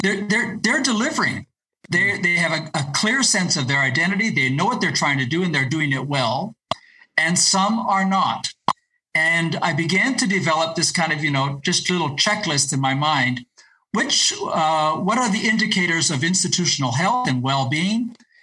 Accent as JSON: {"language": "English", "country": "Ecuador", "tie": "born or raised there", "also_born_or_lived": "Latin America", "said": "I actually grew up as the child of missionary parents, and so I speak Spanish. I grew up in Ecuador and Latin America."}